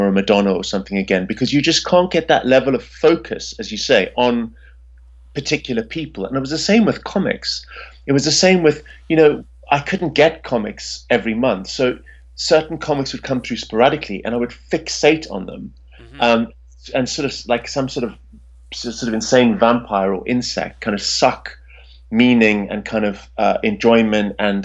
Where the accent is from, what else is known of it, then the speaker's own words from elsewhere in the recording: Pretoria, Gauteng, South Africa; I grew up in South Africa in the capital city, which is called Pretoria